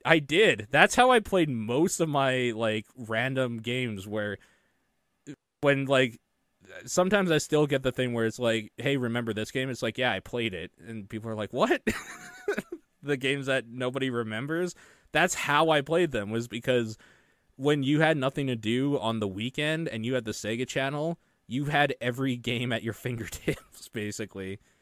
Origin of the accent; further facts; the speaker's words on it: Canada; being Canadian